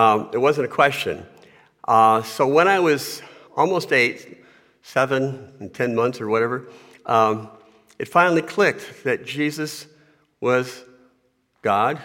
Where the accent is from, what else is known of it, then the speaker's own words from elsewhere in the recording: United States; I was born in America in a Christian home.